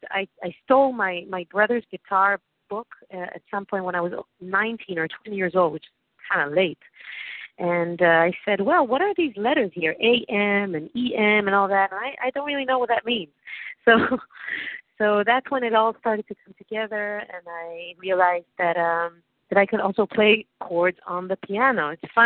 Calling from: Tel Aviv, Tel Aviv District, Israel; I'm calling from Tel Aviv, actually. From my, I'm on my porch in Tel Aviv, Israel.

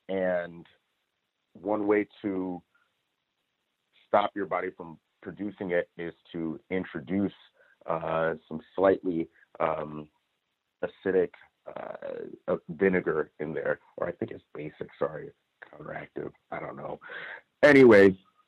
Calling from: Los Angeles, California, United States; I'm calling in from Los Angeles.

